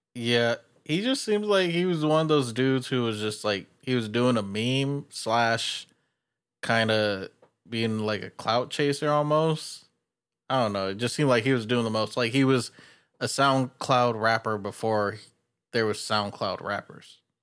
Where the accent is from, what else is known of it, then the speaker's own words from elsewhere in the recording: California, United States; I'm from California